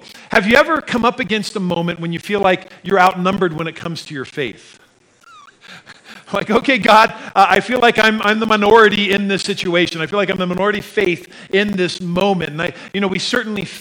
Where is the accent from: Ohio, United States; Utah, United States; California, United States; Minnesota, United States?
Utah, United States; Sandy; moved away as an adult; also born or lived in Midwest / Colorado; I grew up in Sandy, was here for about 10 years or so, graduated from high school in 1988